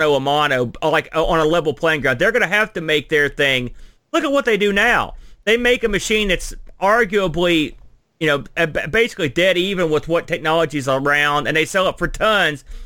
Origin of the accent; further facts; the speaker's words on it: United States; I'm an American